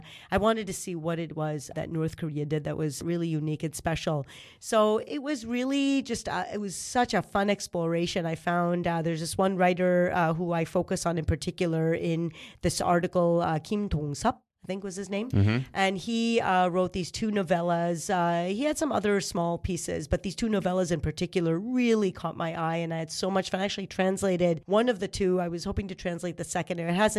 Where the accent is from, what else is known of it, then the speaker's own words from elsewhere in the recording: Israel; I was raised in Israel.